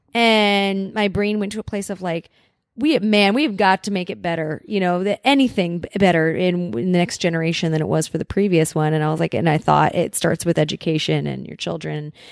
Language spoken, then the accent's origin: English; Los Angeles, California, United States; having grown up, grown up in Los Angeles or in the suburbs of L A, we are somewhat segregated out here